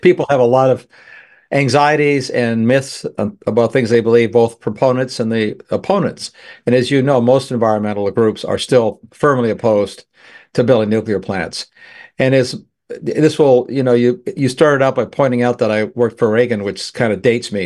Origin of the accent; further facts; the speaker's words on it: Canada; now in United States; I'm a Canadian. Originally, I'm still a Canadian citizen and American both.